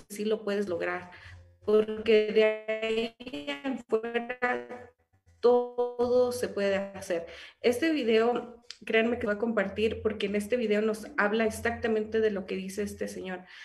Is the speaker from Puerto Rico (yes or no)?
no; Mexico; para mí es un orgullo ser mexicana